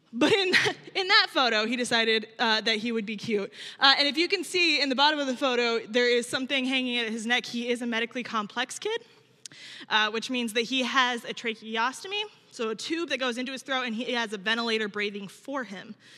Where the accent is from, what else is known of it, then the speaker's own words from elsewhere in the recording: small town in Illinois, United States; also born or lived in Minneapolis, Minnesota / Berwyn, Illinois; I grew up not here in Chicago, but here in Illinois, but in small town